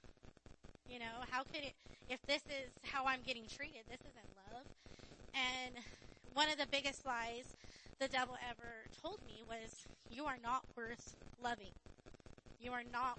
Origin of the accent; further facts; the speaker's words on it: Riverside, California, United States; also born or lived in Barstow, California; I lived in Barstow from the time I was born. I was born in Barstow Hospital, and then when I was in third grade, we moved to Riverside.